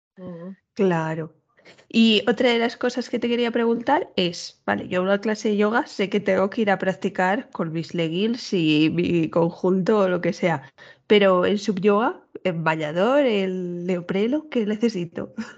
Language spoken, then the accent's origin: Spanish; Castile, Spain; yo que soy de Castilla pura